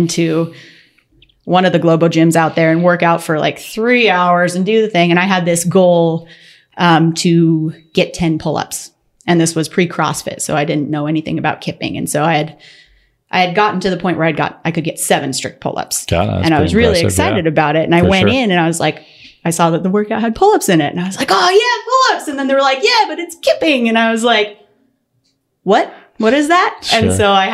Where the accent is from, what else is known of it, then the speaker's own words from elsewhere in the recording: Western Washington, United States; I grew up in Western Washington.